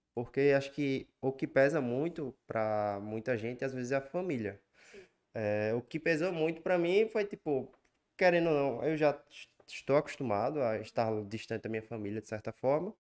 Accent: Remanso, Bahia, Brazil; also born or lived in Recife; now in São Paulo, Brazil; eu vim do interior da Bahia, de Remanso, uma cidade muito pequena, para a capital, Recife.

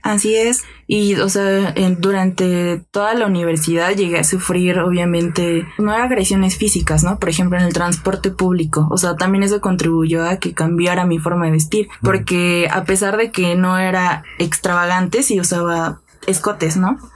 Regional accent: Mexico City, Mexico; soy aquí de la Ciudad de México

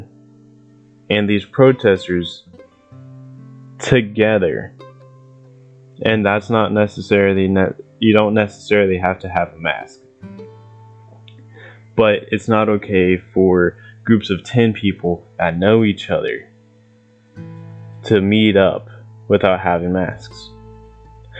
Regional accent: Ohio, United States; I'm from Ohio

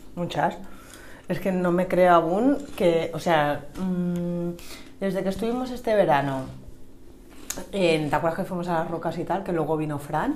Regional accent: Sant Antoni de Portmany, Balearic Islands, Spain; me he criado en San Antonio

